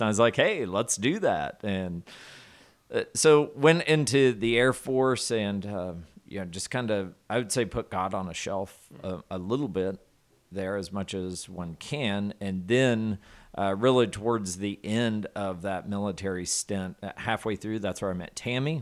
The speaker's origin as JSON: {"language": "English", "region": "Southwest Arkansas", "country": "United States", "tie": "born or raised there", "said": "I grew up in Southwest Arkansas. Very rural area of the, of the country there"}